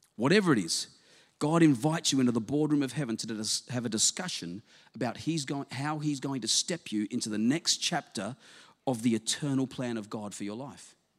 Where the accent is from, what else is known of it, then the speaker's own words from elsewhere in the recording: South Australia, Australia; moved away; I was from South Australia originally